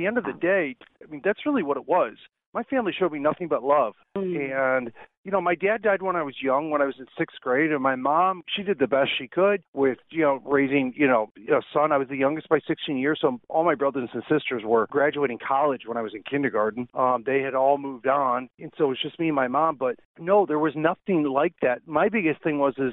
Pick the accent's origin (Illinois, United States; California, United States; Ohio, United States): Illinois, United States; Chicago; moved away as an adult; also born or lived in Lake Tahoe; I grew up in Chicago